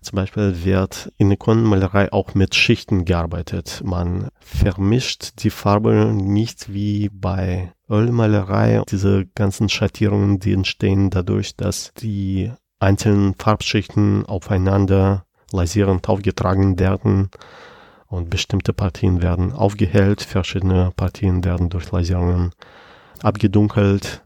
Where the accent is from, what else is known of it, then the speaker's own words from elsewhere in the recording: Penza, Penza Oblast, Russia; moved away as an adult; now in Germany; Und Piense ist die Stadt, wo ich geboren bin und wo ich zu der Zeit gelebt habe